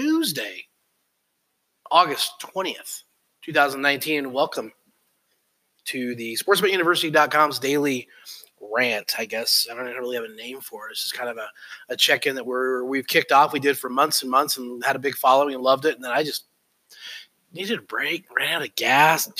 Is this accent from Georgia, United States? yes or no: no; Colorado, United States; I grew up in Colorado